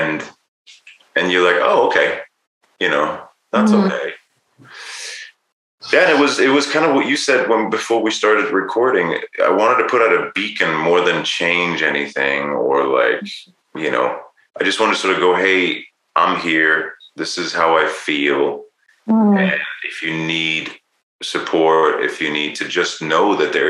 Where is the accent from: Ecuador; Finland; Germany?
Germany; also born or lived in United Kingdom / Los Angeles, United States; now in Bend, United States; I was born in Germany